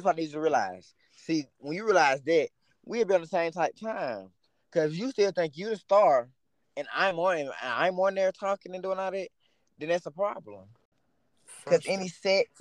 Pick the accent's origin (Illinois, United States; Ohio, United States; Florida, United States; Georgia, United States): Georgia, United States; Atlanta; I'm from Atlanta, and I'm a trap star.